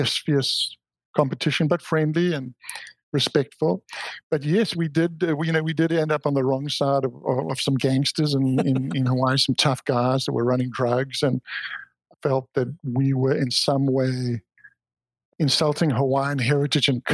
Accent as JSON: {"language": "English", "country": "South Africa", "tie": "born or raised there", "also_born_or_lived": "Oahu", "moved": "yes", "said": "growing up in South Africa, my father was a champion swimmer in his youth."}